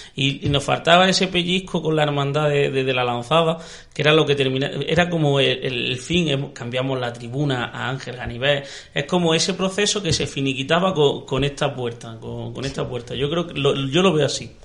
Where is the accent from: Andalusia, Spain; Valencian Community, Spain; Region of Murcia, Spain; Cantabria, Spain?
Andalusia, Spain; Granada; somos los granadinos